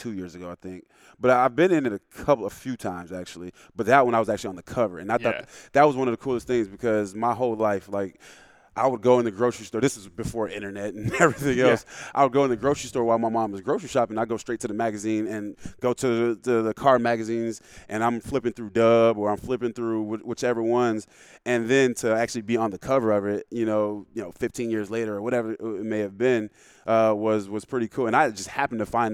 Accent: the South, United States; now in Seattle, United States; I'm from the South

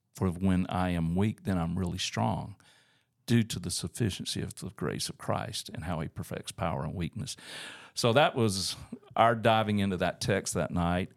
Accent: Auburn, Alabama, United States; moved away as an adult; also born or lived in Tuskegee, Alabama / Columbus, Georgia; now in Northwest Arkansas, United States; I grew up in Auburn, Alabama.

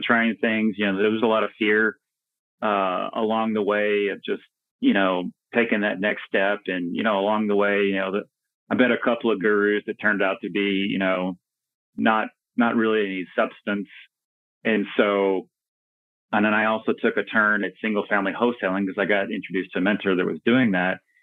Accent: Dallas, Texas, United States; I was born and raised in the Dallas Fort Worth area in Texas. Um, so native Texan, native North Texan

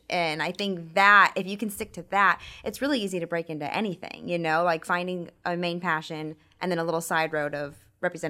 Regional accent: Orlando, Florida, United States; also born or lived in Kansas City; I was born in Orlando, raised here. I moved away to Kansas City for a few years for mm-hmm. school, that came back when I had my babies.

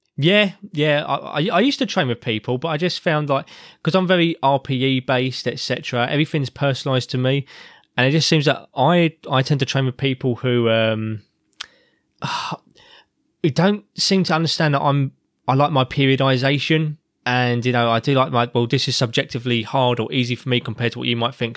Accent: England, United Kingdom; I'm an Englishman

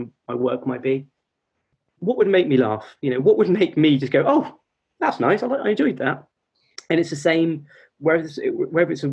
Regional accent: United Kingdom

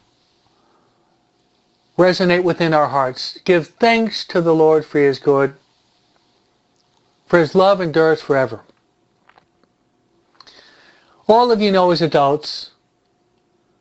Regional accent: United States; I was brought up and raised in the American society

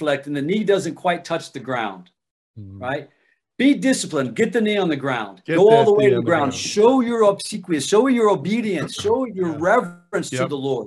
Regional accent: Ohio, United States; I'm from Ohio

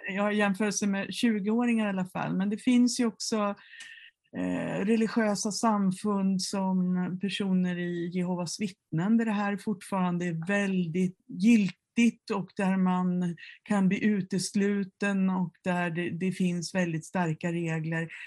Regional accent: Mora, Dalarna County, Sweden; i Mora, där jag växte upp

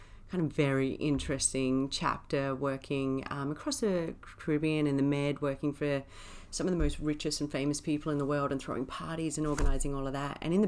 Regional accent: Wyndham, Western Australia, Australia; born there; So I was born up in Wyndham, which is like the most northern town up in Western Australia.

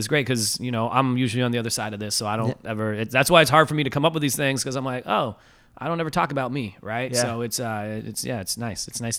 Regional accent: Halifax, Nova Scotia, Canada; now in Toronto, Canada; I was born in Halifax, right?

